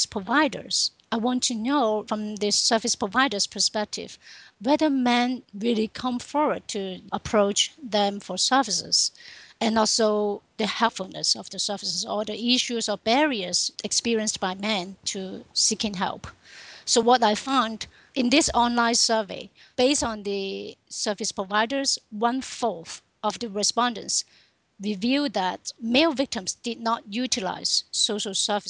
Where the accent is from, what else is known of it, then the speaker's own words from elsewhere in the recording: Hong Kong; moved away as an adult; also born or lived in Texas; Originally, I come from Hong Kong.